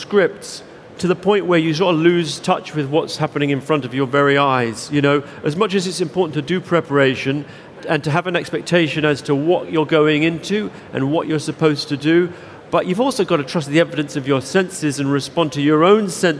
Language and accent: English; London, United Kingdom; I grew up in South London